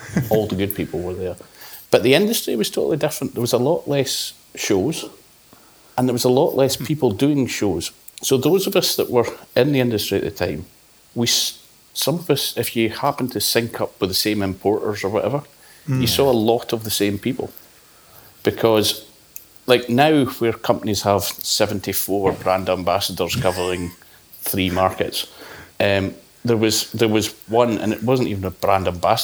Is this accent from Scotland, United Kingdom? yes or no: yes; Speyside, Scotland, United Kingdom; I grew up in Speyside, so things are a bit different.